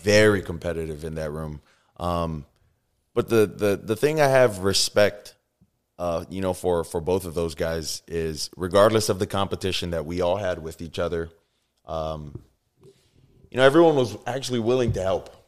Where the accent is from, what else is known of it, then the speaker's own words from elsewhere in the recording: Oahu, Hawaii, United States; moved away; also born or lived in Tuscaloosa, Alabama; I grew up in Hawaii. uh, Oahu to be, uh, specific.